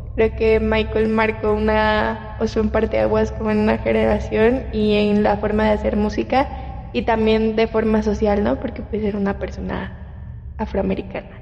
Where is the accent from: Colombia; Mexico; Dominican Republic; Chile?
Mexico; Yucatán; De donde yo soy